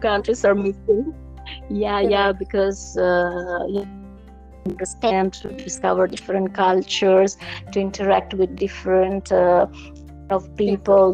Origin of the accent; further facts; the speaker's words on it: Italy; I'm from Italy